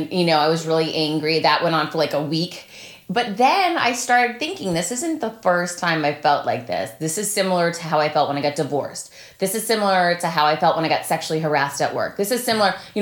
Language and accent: English; Worcester, Massachusetts, United States; we grew up together in Worcester, Mass